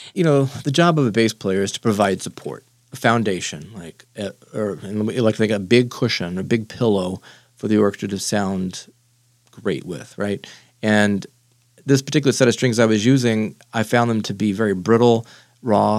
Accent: San Angelo, Texas, United States; my town, where I grew up in San Angelo

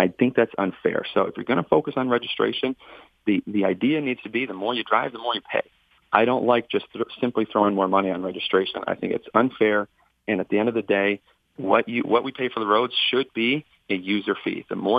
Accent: Northern Michigan, United States; I grew up in Northern Michigan. I grew up lower income end of the spectrum.

